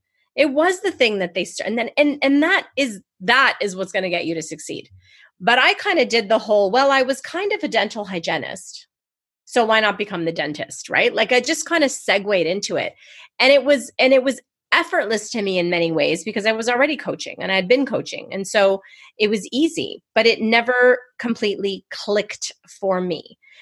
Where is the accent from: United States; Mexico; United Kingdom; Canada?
Canada; I'm going to say Z for the Americans, but I'm Canadian. I'm a Z girl.